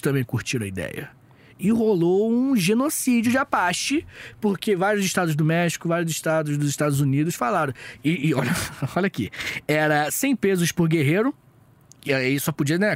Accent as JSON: {"language": "Portuguese", "country": "Brazil", "said": "Nós que somos do Brasil"}